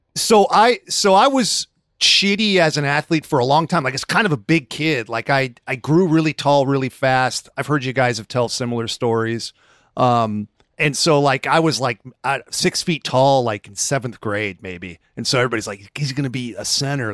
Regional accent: Rocklin, California, United States; born or raised there

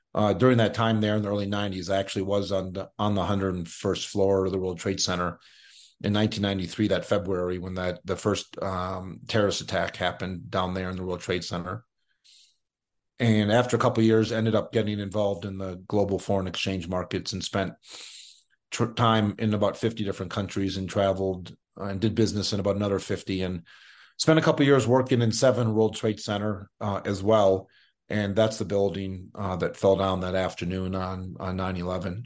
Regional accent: Minneapolis, Minnesota, United States; moved away as an adult; also born or lived in northeastern Montana / Boulder, Colorado / New York City; now in Aspen, United States; after five years in Montana, I grew up in Minneapolis. I was there from kindergarten through high school

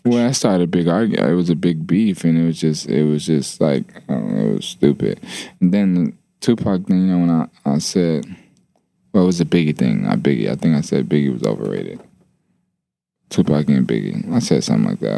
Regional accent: Atlanta, Georgia, United States; I am from Atlanta

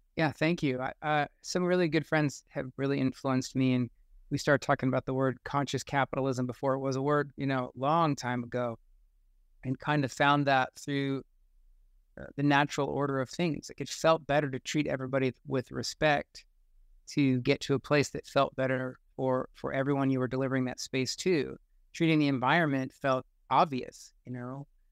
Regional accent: United States; growing up in the United States at this time

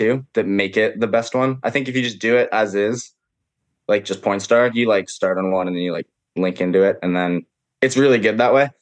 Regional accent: Issaquah, Washington, United States; I grew up in Issaquah. My mom still lives here in Issaquah in this house that I'm in right now

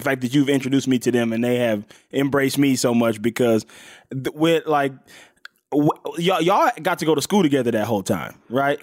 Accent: Mississippi, United States; now in Los Angeles, United States; I'm from, I'm from Mississippi. I'm from L A. By the way, in Mississippi, I was born in Mississippi.

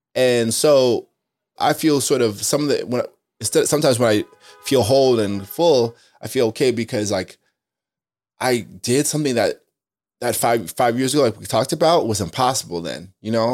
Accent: Spring Valley, New York, United States; also born or lived in Queens, New York; I'm from a place called Spring Valley, Rockland County. I was born in Queens

